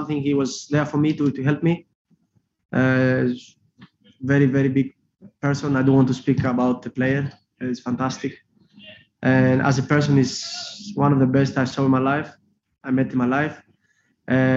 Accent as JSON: {"language": "English", "country": "Greece", "second_language": "English", "moved": "yes", "lives_now": "Liverpool, United Kingdom", "said": "I'm Greek also, and that's why I'm Greek Scouser."}